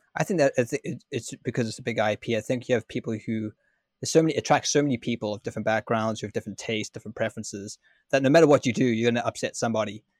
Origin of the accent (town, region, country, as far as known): Ireland